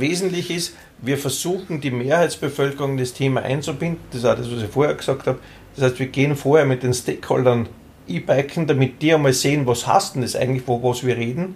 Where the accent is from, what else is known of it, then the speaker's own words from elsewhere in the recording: Austria; bei uns in Österreich